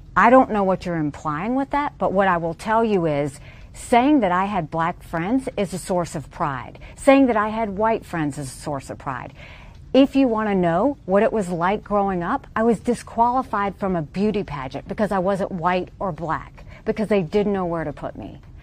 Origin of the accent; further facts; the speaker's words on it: Deep South, United States; grow up in the deep South as a brown girl